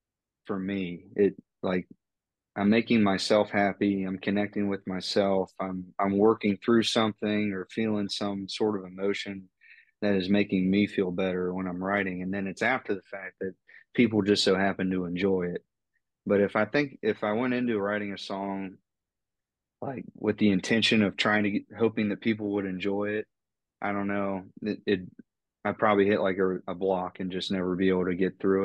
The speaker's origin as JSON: {"language": "English", "region": "North Central West Virginia", "country": "United States", "said": "sounding like I'm from North Central West Virginia, you know, with both sides of my family in the mountains"}